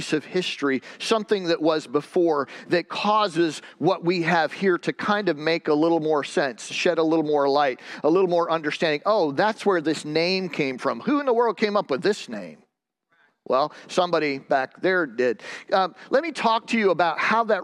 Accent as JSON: {"language": "English", "region": "Michigan", "country": "United States", "tie": "born or raised there", "said": "I grew up with Renee in Michigan"}